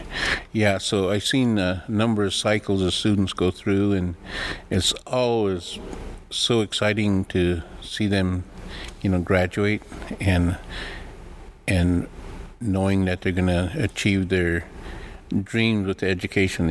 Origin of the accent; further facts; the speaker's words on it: White River, South Dakota, United States; first language Lakota; English is a second language; I grew up in White River, South Dakota